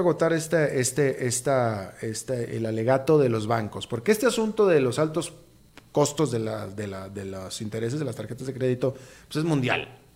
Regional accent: Costa Rica; ni como tico

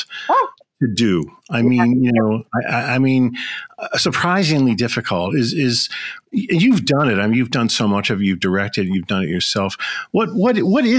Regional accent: Chicago, Illinois, United States; I'm a Chicagoan

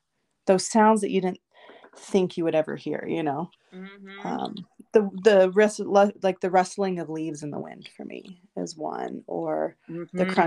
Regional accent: Texas, United States; now in Butte, Montana, United States; I'm originally from Texas

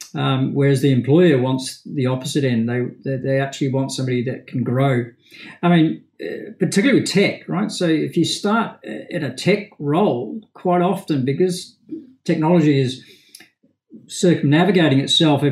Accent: Liverpool, North West England, United Kingdom; born there; I suppose, Campbell, despite my accent, I was actually born in Liverpool in the UK. But didn't really spend a lot of time in Liverpool.

